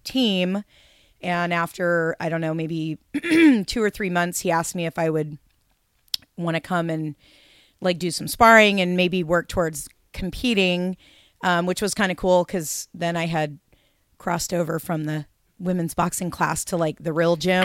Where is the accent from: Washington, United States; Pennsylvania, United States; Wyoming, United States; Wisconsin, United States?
Washington, United States; Seattle; moved away as an adult; now in Portland, United States; I grew up in Seattle. moved to Portland in nineteen ninety-one